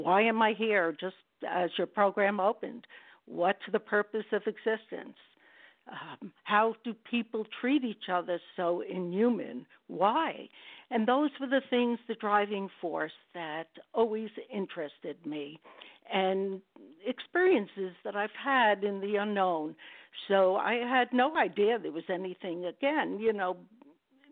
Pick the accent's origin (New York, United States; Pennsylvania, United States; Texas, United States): New York, United States; New York City; I was born and raised in Brooklyn